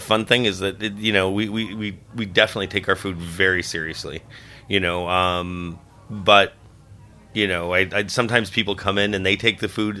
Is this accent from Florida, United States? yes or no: yes; Florida, United States; South Florida.